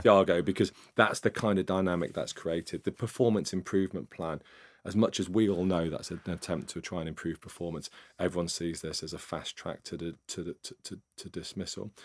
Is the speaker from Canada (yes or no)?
no; Nottingham, East Midlands, United Kingdom; I grew up in, uh, Nottingham, up in the East Midlands.